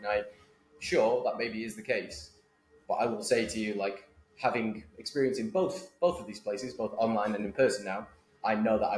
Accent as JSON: {"language": "English", "town": "Manchester", "region": "North West England", "country": "United Kingdom", "also_born_or_lived": "Boston, United States", "moved": "as an adult", "lives_now": "United States", "said": "I am originally from Manchester, Northern England, you should probably tell. But I've lived in the US for 10 years."}